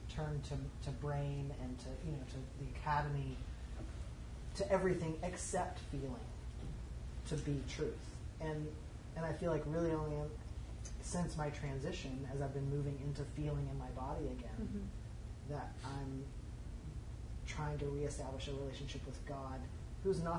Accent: the South, United States; as a young queer kid growing up in the Pentecostal home in the South

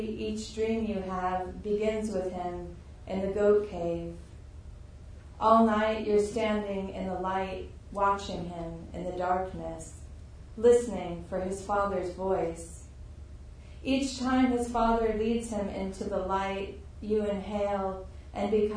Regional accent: Tucson, Arizona, United States; I grew up in Tucson in the desert, and so I have like still a very strong connection to the desert

